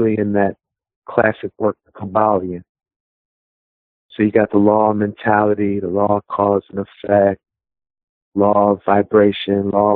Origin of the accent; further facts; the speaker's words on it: Washington, District of Columbia, United States; moved away as an adult; now in Philadelphia, United States; I currently live here in Philadelphia, and I've lived here about 20 years, but I'm not from here. Originally, I'm from Washington, D.C.